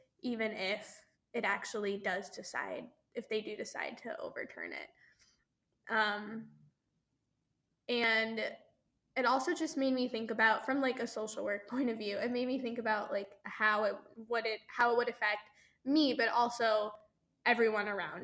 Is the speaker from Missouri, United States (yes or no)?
yes; St. Louis, Missouri, United States; I'm from Missouri, I'm from St. Louis.